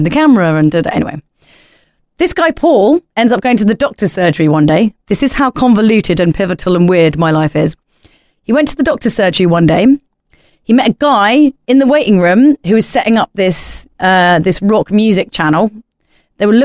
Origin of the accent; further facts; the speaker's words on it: small village consumed by Greater London, United Kingdom; we come from like this kind of small village that's been like consumed by Greater London